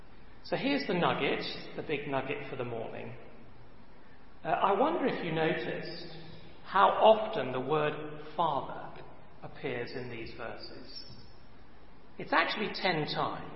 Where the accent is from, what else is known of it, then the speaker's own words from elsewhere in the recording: England, United Kingdom; me and my fellow countrymen